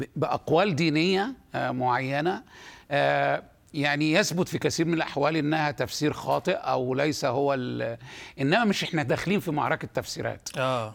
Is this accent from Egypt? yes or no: yes; Egypt; عندنا في مصر